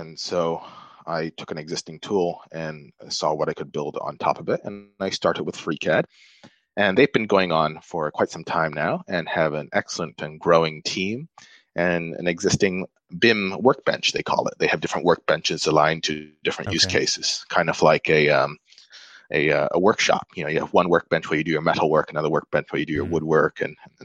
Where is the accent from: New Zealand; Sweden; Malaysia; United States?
Malaysia; I grew up in Malaysia